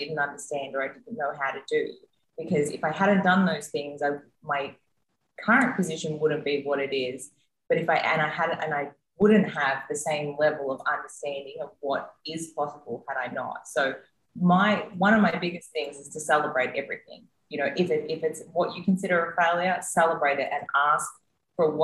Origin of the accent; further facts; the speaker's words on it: Australia; also born or lived in United States; now in Mexico; I'm the Australian that just came from the US that is now in Mexico